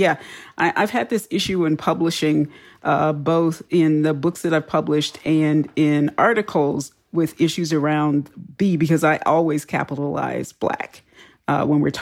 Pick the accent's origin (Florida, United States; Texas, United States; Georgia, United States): Texas, United States; Houston; I grew up in Texas.